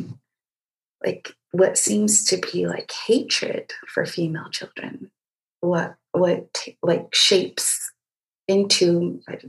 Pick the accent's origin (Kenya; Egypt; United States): Egypt; moved away; I was born and raised in Egypt